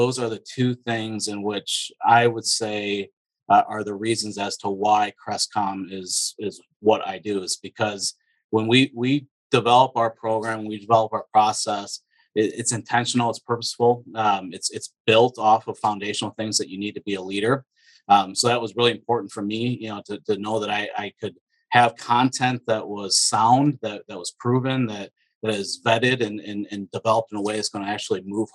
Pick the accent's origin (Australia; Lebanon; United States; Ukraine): United States; Michigan; moved away as an adult; now in Northeast Ohio, United States; originally I was born and raised in Michigan. So I'm a transplant here to Ohio. So moved down here to Northeast Ohio about 8 years ago